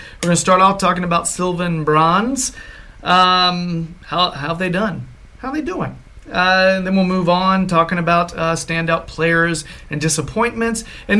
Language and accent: English; United States; being an American, that's how I learned it